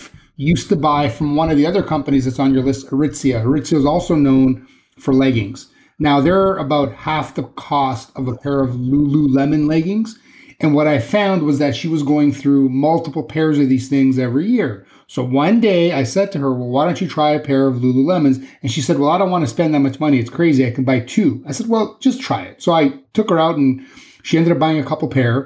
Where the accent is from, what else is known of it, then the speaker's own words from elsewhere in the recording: Canada; I'm Canadian.